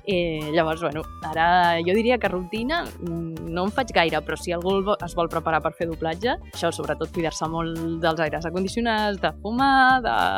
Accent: Mataró, Catalonia, Spain; jo sóc de Mataró

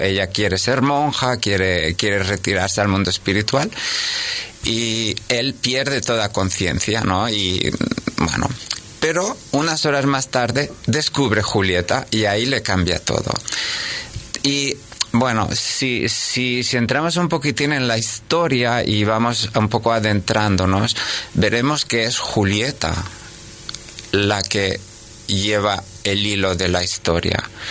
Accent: Sabadell, Catalonia, Spain; moved away as an adult; also born or lived in Cannes / Madrid / Zaragoza / Monte Carlo; donde has estudiado, donde, bueno, has pasado toda tu infancia, porque yo la pasé aquí cerca

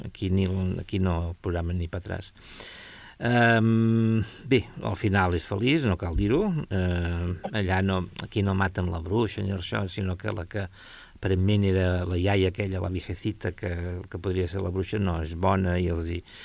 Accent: Catalonia, Spain; com a català

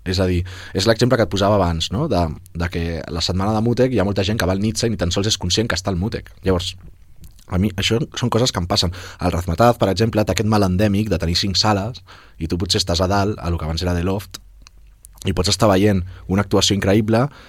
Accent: Barcelona, Catalonia, Spain; jo sóc de les Corts

